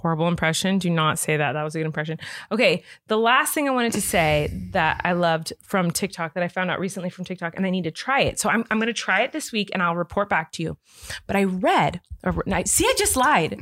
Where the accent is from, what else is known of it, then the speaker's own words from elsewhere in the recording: California, United States; I'm from California